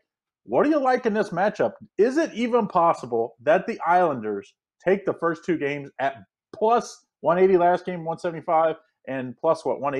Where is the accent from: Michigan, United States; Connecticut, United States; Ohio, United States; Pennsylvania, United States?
Ohio, United States; Cincinnati; here in my hometown, Cincinnati